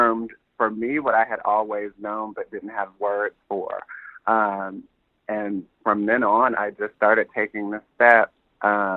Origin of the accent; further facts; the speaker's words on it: Columbus, Ohio, United States; I grew up in Columbus, Ohio